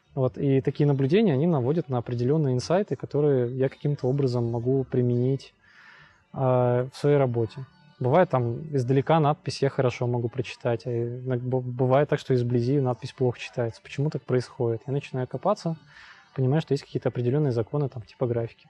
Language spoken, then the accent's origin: Russian; Trekhgorny, Chelyabinsk Oblast, Russia; now in Kyiv, Ukraine; я с, из Челябинской области, с маленького закрытого города. Трехгорный город